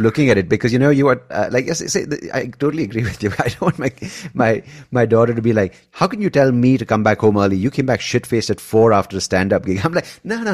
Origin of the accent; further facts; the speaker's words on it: India; also born or lived in Bangalore; we're all Indian